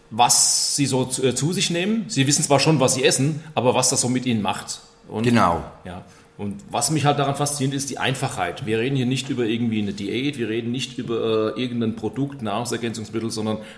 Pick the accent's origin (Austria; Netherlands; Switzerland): Austria; Königstetten, Lower Austria; Hier äh, in Königstetten, wo ich aufgewachsen bin